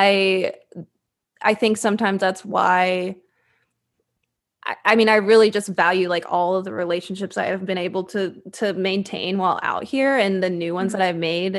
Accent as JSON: {"language": "English", "town": "Fayetteville", "region": "Arkansas", "country": "United States", "tie": "born or raised there", "also_born_or_lived": "Little Rock, Arkansas", "moved": "as an adult", "lives_now": "Los Angeles, United States", "said": "I spent, like, high school and college in Fayetteville, so I feel like I'm more from Fayetteville"}